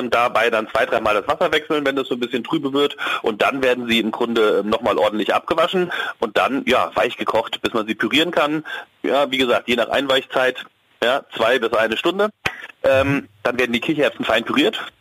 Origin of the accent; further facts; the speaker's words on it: Hesse, Germany; Ja, du, ich bin, ich bin Hesse, da ist die Wurst auch immer wichtig, aber es geht auch mal ohne Wurst.